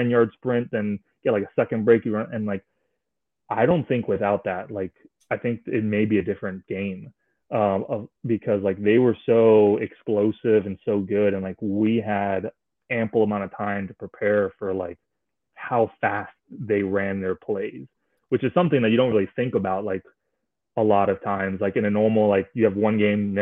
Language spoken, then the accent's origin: English; Miami, Florida, United States; I'm from Miami